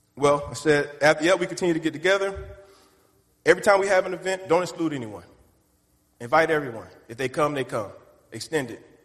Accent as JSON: {"language": "English", "region": "the Carolinas", "country": "United States", "said": "I'm from Carolina, so we walk around and do this to everybody"}